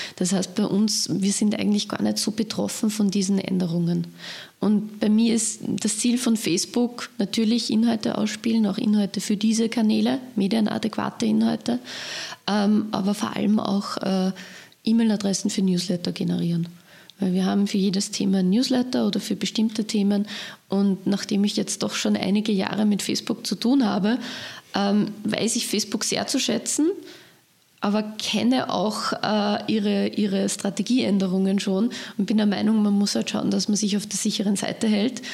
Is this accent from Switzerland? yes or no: no; Leonding, Upper Austria, Austria; meine Heimatgemeinde Leonding